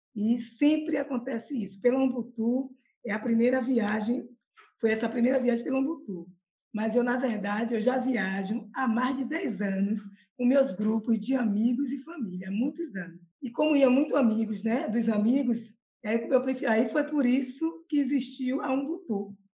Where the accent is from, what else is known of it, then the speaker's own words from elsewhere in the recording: Salvador, Bahia, Brazil; eu sou de Salvador, eu tenho 57 anos e sou simplesmente apaixonada pela minha terra